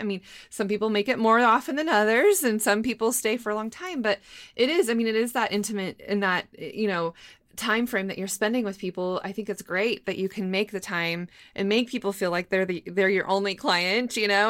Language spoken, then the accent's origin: English; Moscow, Idaho, United States; moved away; also born or lived in Boise, Idaho; I was born in Moscow, but my undergrad is from Boise State, and now I teach at Boise State